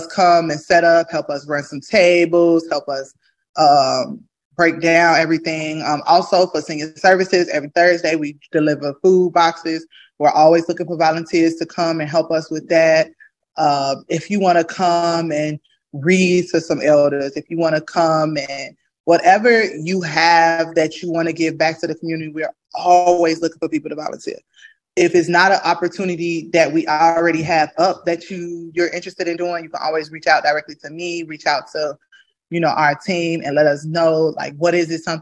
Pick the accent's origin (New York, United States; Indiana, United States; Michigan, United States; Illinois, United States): Illinois, United States; Chicago; I'm from the south side of Chicago. I'm from the Ada B. Wells Project, born and raised.